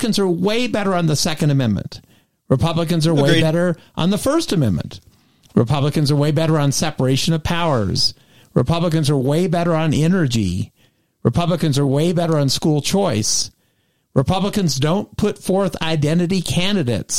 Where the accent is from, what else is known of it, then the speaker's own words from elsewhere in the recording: East Texas, United States; I'm from East Texas.